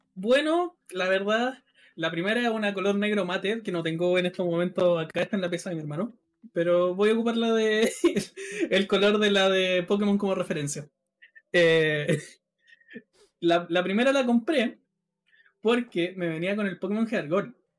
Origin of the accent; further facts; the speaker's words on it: Rancagua, O'Higgins, Chile; yo estoy en Rancagua, o sea, yo soy de Rancagua